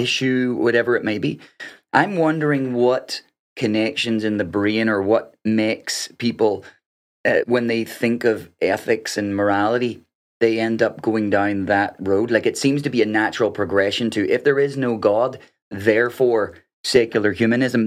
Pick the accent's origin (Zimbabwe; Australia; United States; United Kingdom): United Kingdom; Northern Ireland; moved away; I'm coming from Northern Ireland